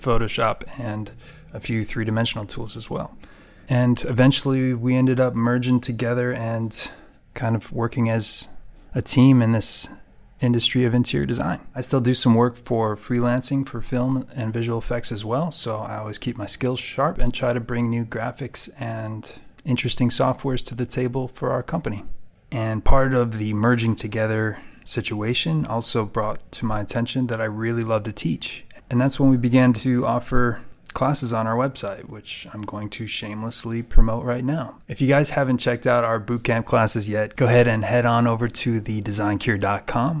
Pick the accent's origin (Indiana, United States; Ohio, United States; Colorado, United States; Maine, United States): Ohio, United States; moved away; I'm from Ohio